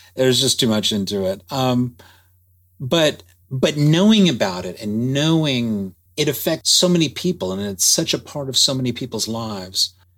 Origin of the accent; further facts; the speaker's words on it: Dallas, Texas, United States; I'm born and raised in Dallas